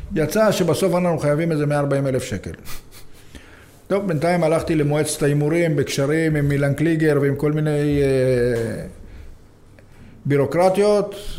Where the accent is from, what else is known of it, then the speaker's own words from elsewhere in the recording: Jaffa, Tel Aviv District, Israel; אני גדלתי ביפו